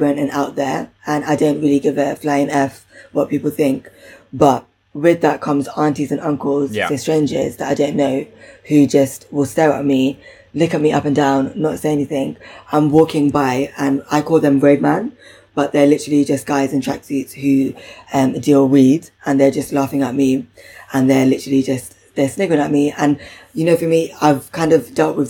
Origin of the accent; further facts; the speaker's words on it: London, United Kingdom; I'm really from Southall